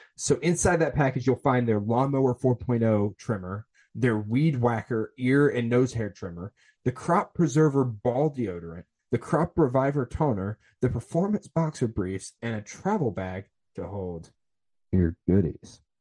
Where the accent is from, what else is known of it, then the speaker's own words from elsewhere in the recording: Atlanta, Georgia, United States; I was born in Atlanta